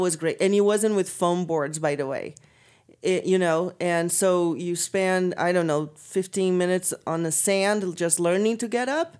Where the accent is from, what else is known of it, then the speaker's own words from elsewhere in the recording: Brazil; moved away; also born or lived in California; I'm forty-three, so, and I'm from Brazil